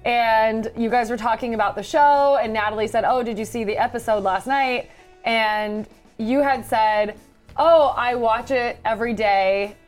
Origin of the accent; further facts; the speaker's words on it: Palm Springs, California, United States; now in Los Angeles, United States; Growing up in Palm Springs, I met my first here in LA.